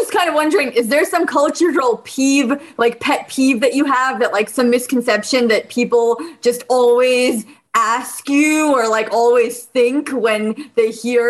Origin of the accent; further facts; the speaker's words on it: Bosnia & Herzegovina; moved away; I'm an immigrant from Bosnia, and I can definitely relate to the food being the great equalizer